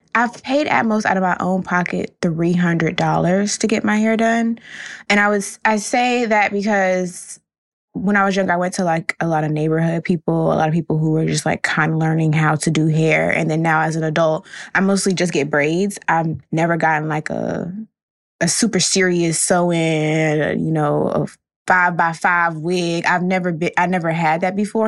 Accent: Florida, United States; now in Brooklyn, United States; Still coming from Brooklyn, but born and raised in Florida

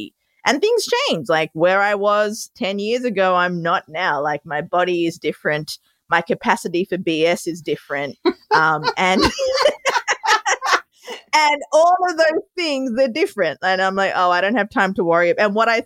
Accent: Melbourne, Victoria, Australia; moved away as an adult; also born or lived in Sri Lanka; now in New York City, United States; I was born in Sri Lanka, moved to Australia when I was 2. That's where my adorable accent comes from. And now I live in New York City.

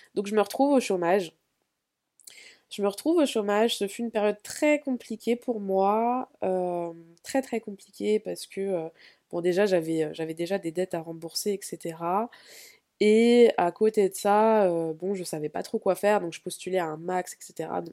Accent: Vitry-sur-Seine, Île-de-France, France; first language French; also born or lived in Spain; je viens de Vitré-sur-Seine, euh, en région parisienne

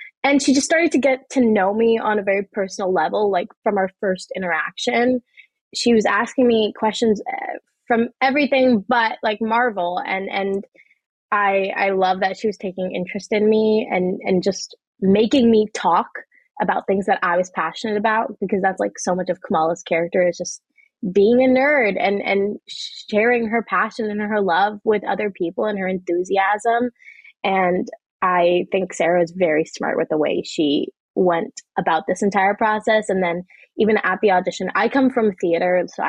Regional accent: Pakistan; outside of being a Pakistani, you know, Muslim 16-year-old girl.

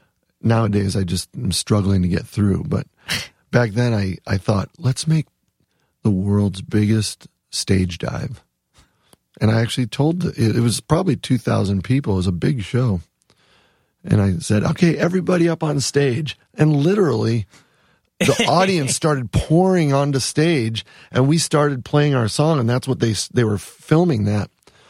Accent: Wisconsin, United States; I actually spent one semester at Wisconsin because I'm from Wisconsin. I mean, we have deep roots in Wisconsin. My dad still lives in the same house I grew up in.

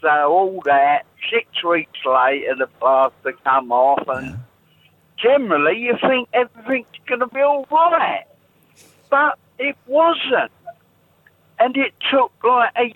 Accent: London, United Kingdom; I'm from South London

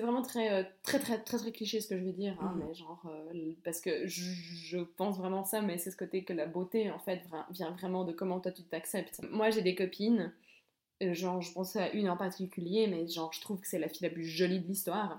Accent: Belmont-sur-Lausanne, Vaud, Switzerland; je suis de Belmont, j'étais on va pas se mentir, hein, j'étais entourée de, de, gens qui me ressemblaient

